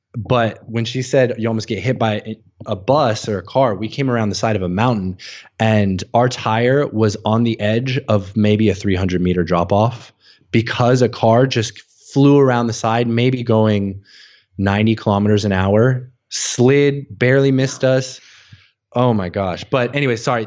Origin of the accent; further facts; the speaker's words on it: United States; moved away; also born or lived in Hanoi, Vietnam; growing up as an American, we hear a lot about the war